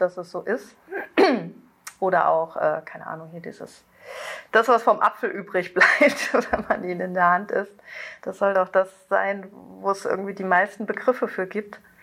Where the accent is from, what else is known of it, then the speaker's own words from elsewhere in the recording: North Rhine-Westphalia, Germany; ich komme aus Südwestfalen